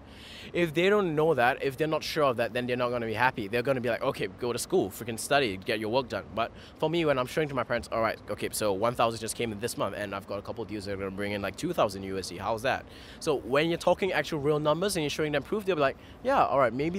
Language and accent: English; Singapore; I'm a Singaporean